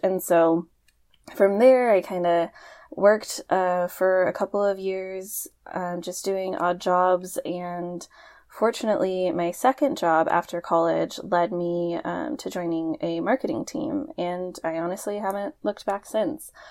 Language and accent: English; Portland, Oregon, United States; I was born and raised in Portland, Oregon, so I haven't quite left yet.